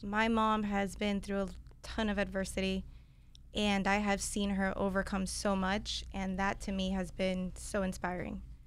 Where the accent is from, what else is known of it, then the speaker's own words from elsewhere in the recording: Miami, Florida, United States; I grew up in Miami, born and raised